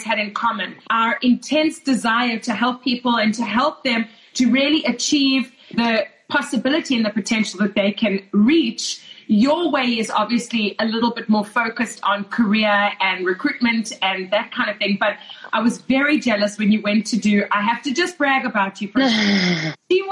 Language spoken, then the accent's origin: English; South Africa; moved away as an adult; now in Toronto, Canada; Lauren and I grew up together in South Africa